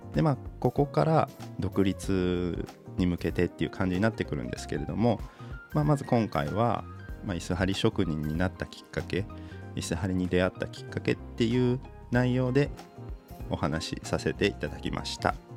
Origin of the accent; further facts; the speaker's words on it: Aichi, Japan; moved away as an adult; also born or lived in Ishikawa Prefecture; 僕愛知県出身